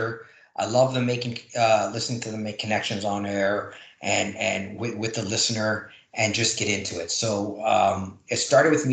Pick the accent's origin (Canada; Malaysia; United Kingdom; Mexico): Canada; Toronto, Ontario; also born or lived in Oakville / Hamilton; born, raised in Toronto, moved around a little bit, but Toronto.